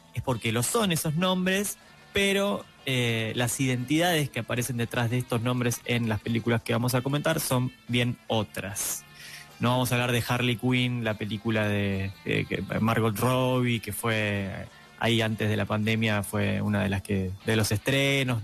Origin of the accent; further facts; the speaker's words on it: Argentina; acá en Argentina hablamos de cine nacional